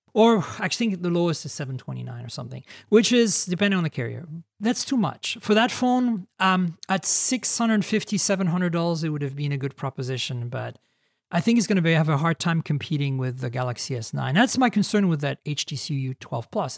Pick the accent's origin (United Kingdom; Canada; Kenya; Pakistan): Canada; moved away as an adult; now in United States; I'm a Canadian, so I s, I have a hard time with Zs. I forget that there's Zs in the U S, even though I've lived in the U S twenty years